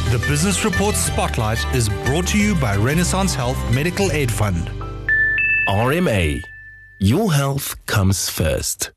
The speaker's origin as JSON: {"language": "English", "region": "southern Namibia", "country": "Namibia", "tie": "born or raised there", "also_born_or_lived": "Stellenbosch, South Africa", "said": "I grew up, uh, you know, in southern Namibia. I was born and bred in Namibia"}